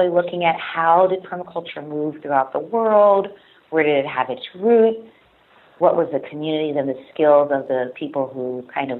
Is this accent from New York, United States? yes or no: no; Farrell, Pennsylvania, United States; moved away; my hometown of Farrell, Pennsylvania